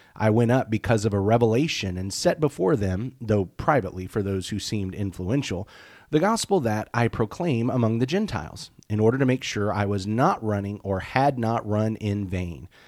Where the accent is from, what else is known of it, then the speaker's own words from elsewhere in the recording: United States; as an American Christian